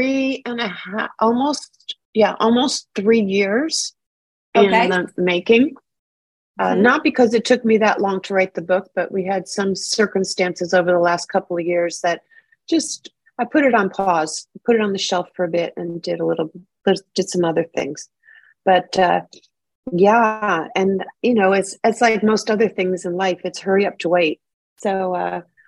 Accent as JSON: {"language": "English", "region": "New York", "country": "United States", "moved": "yes", "lives_now": "Los Angeles, United States", "said": "I'm from New York"}